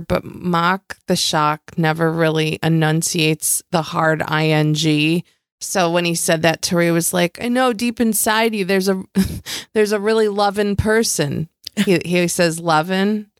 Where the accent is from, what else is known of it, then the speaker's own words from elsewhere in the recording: Western New York, United States; I come from the Western New York area where I say mom and dad.